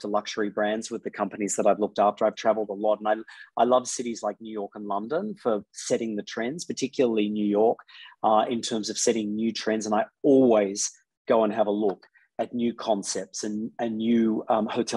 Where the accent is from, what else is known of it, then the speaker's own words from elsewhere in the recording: Sydney, New South Wales, Australia; I'm very, very happy to be back in Sydney. Sydney's my hometown